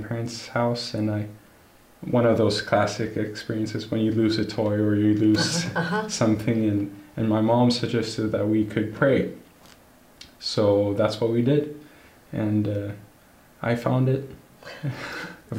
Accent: Gothenburg, Västra Götaland, Sweden; I was born and raised here in Gothenburg with my family

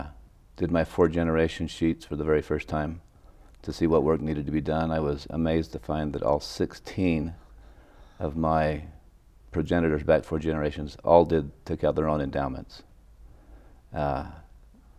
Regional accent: Salt Lake City, Utah, United States; also born or lived in Stanford, California; I was born in Salt Lake.

